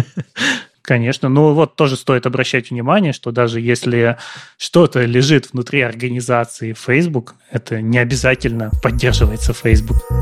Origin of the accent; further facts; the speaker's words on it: Siberia, Russia; Я не из Питера, я из Сибири